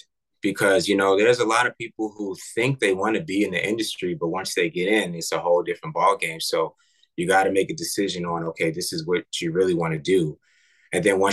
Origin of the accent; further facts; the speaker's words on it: New York, United States; I'm from New York